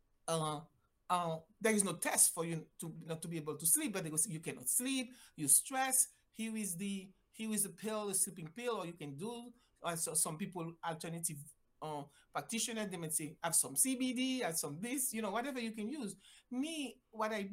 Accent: Haiti; English is a second language; moved away as an adult; also born or lived in Mexico / Jamaica; now in United States; I am originally from Haiti, decided I wanted to be a doctor, went to school in Mexico

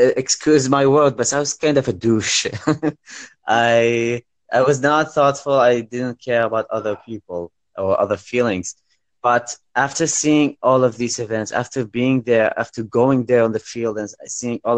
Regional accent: Baghdad, Baghdad Governorate, Iraq; I'm from Iraq, Baghdad.

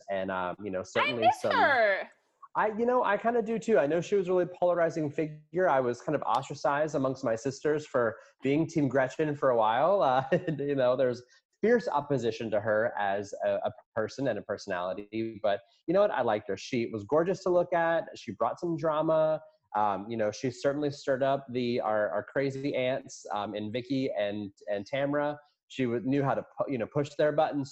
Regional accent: Virginia, United States; moved away; I grew up in Virginia

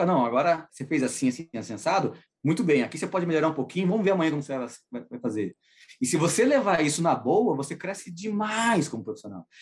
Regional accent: Brazil; accent: Brazilian; now in North Carolina, United States; Meu sotaque brasileiro, meu sotaque latino

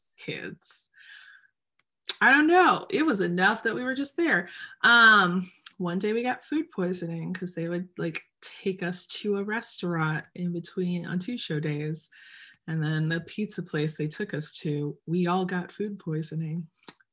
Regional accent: Detroit, Michigan, United States; also born or lived in Birmingham, Michigan; I was born and raised in Metro Detroit

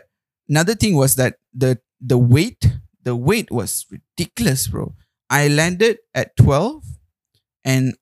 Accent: Malaysia; moved away as an adult; also born or lived in Melbourne, Australia; a Malaysian who's so used to spices and the palate we have

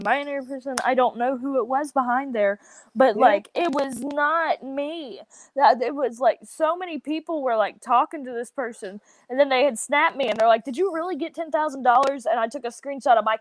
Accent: the South, United States; accent: southern; my whole southern accent

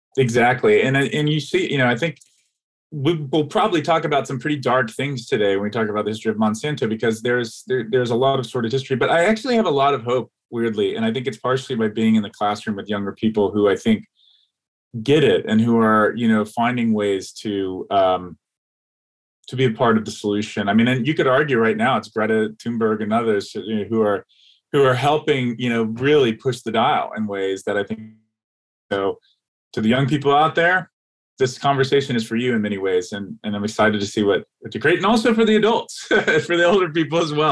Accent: Atlanta, Georgia, United States; moved away; I grew up in Atlanta, Georgia, in the South, the American South

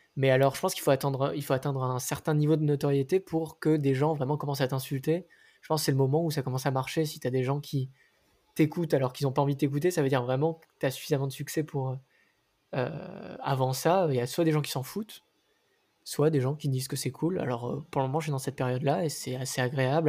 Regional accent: Nice, Provence-Alpes-Côte d'Azur, France; now in Paris, France; Je viens de Nice. J'habite à Paris maintenant.

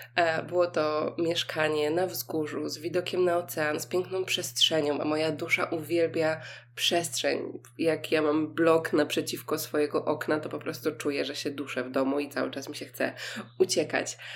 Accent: Poland; mówię, że jestem z Polski

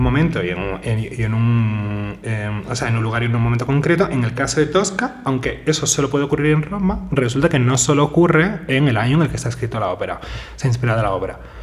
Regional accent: Seville, Andalusia, Spain; Yo soy sevillano

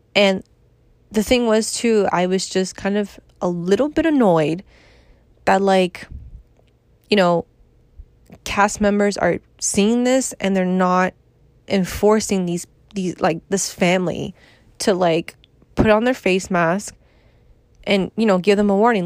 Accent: New York, United States; I'm from New York

